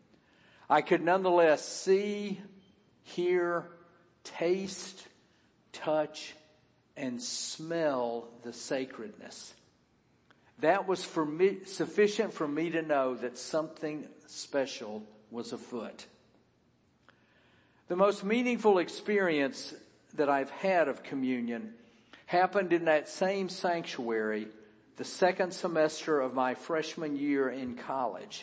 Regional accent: the South, United States; As a child growing up in the Presbyterian Church in the South

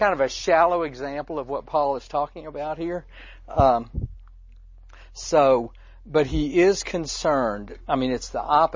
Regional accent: the South, United States; growing up in the South

